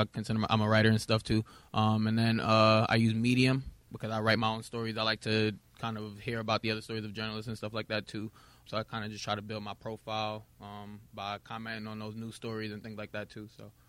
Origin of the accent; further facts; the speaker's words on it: Brooklyn, New York, United States; It was local to New York. I'm from Brooklyn.